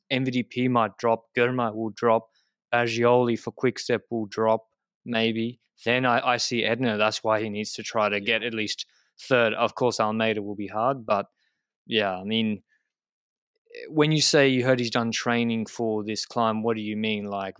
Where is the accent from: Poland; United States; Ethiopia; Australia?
Australia; Because I'm Australian, 40Ks is the same city geographically.